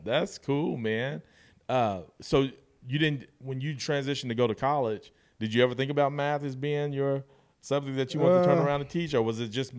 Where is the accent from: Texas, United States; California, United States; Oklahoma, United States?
Oklahoma, United States; Guthrie; Man, so growing up in Guthrie, talking about basketball, blue courts, junior high courts, like these are spots, Mineral Wells.